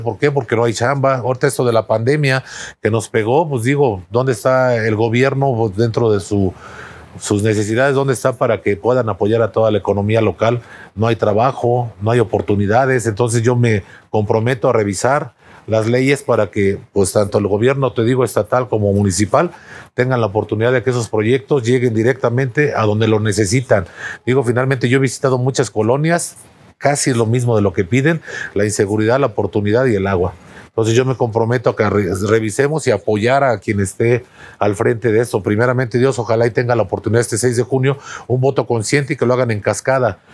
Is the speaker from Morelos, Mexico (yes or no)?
yes; Cuernavaca, Morelos, Mexico; mi primaria, secundaria, prepa, universidad la tuve aquí en, aquí en Morelos. Entonces soy parte pues de esta, de esta gran ciudad, Cuernavaca